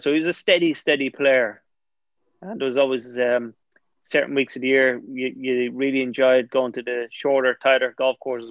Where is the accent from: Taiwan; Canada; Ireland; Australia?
Ireland; Bray, Leinster; I'm from Bray